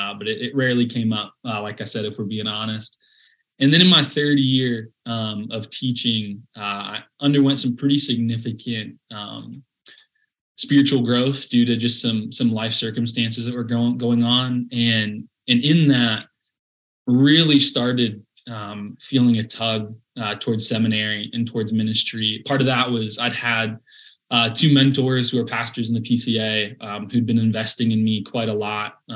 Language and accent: English; Sioux Center, Iowa, United States; moved away as an adult; now in Orlando, United States; I grew up in Sioux Center, Iowa